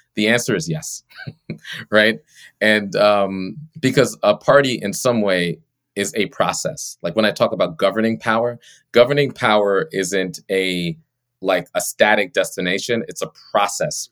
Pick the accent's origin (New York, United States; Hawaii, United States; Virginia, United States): New York, United States; Long Island; I grew up on Long Island, on the South Shore of Long Island, in uh, a Caribbean immigrant household